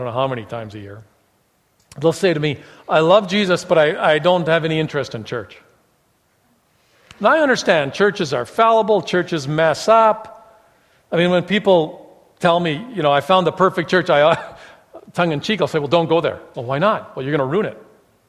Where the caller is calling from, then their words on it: Calgary, Alberta, Canada; also born or lived in Fresno, California; We moved from Fresno, California, grad school, to Calgary because we believed the Lord was calling us there. We'd never lived in Calgary.